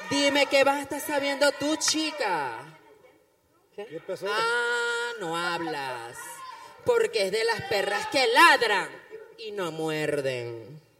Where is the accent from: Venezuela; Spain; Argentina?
Venezuela; moved away; also born or lived in United States; yo soy venezolana, 100% venezolana, obviamente, eso se sabe.